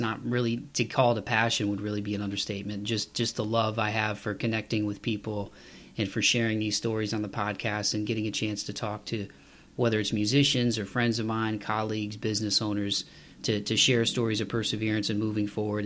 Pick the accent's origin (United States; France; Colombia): United States; Toledo, Ohio; now in Nashville, United States; I'm just outside of Nashville now, but I grew up in Toledo, Ohio